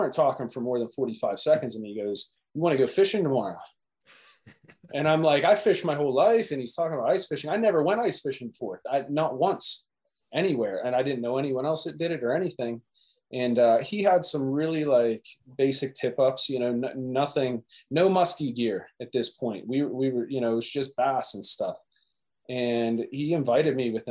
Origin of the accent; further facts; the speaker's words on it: Pittsburgh, Pennsylvania, United States; I've lived in Pittsburgh my entire life. Like, I'm from Pittsburgh